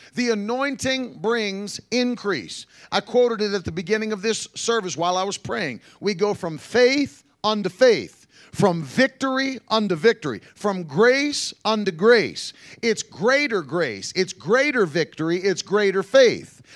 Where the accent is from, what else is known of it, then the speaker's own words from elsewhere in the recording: Ida May, West Virginia, United States; That's where I grew up, middle of nowhere, West Virginia